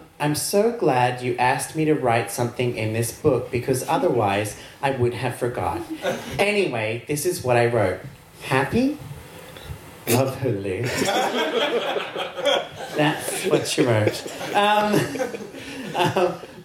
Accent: Australia; I'm Australian

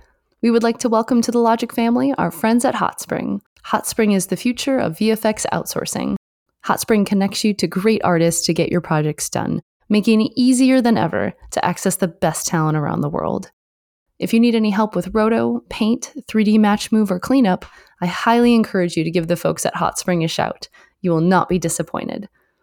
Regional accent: Michigan, United States; also born or lived in Canada; I grew up in Michigan and Canada. So like in that area, that you definitely get the seasons and all that.

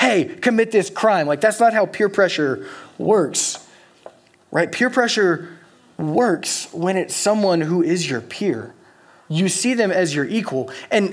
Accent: Louisiana, United States; moved away as an adult; now in Eugene, United States; I'm from Louisiana

